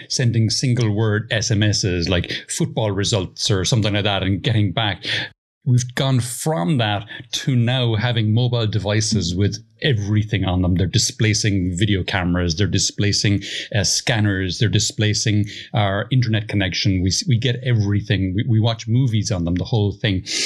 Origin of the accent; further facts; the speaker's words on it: Ireland; now in Spain; You were in my home country, Ireland, as well. So uh, that, that, that's where I'm from originally, although I live in Spain now